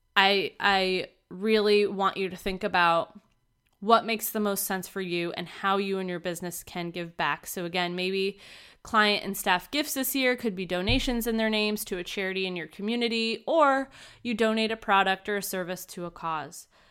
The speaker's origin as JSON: {"language": "English", "region": "Vermont", "country": "United States", "tie": "born or raised there", "moved": "yes", "said": "back up in my hometown of Vermont"}